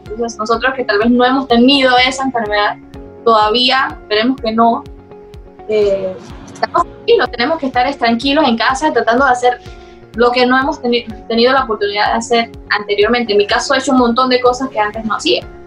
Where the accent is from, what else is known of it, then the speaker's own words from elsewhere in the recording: Las Minas, Herrera, Panama; also born or lived in Chitré; allá fue el lugar donde prácticamente viví mi infancia, o sea, toda mi infancia hasta los 15 años. La viví en las minas, un pueblo, es un distrito de Herrera